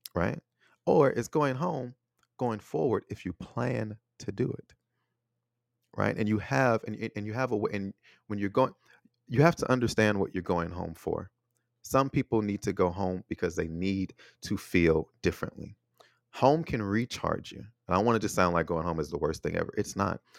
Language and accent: English; United States; moved away as an adult; also born or lived in Taiwan; now in Chicago, United States; my hometown, my home country